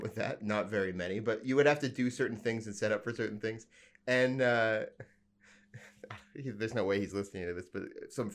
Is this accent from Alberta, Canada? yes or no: yes; Alberta, Canada; I'm from Alberta, so I'm from a very small town